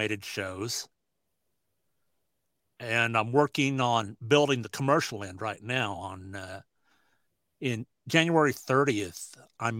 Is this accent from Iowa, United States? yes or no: yes; Southwest Iowa, United States; I was living in Southwest Iowa, in Sydney, Iowa, not too far from my home. And it's pretty good sized PRCA rodeo. So it was like considered my hometown rodeo where everybody knew me.